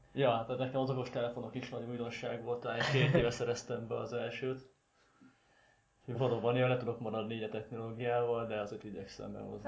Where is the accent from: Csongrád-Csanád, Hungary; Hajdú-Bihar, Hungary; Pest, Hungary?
Csongrád-Csanád, Hungary; Szeged; szegediek vagyunk